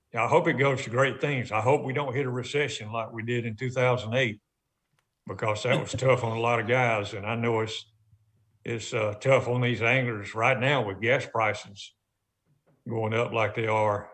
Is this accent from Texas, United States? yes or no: no; Montgomery, Alabama, United States; my childhood in Montgomery, Alabama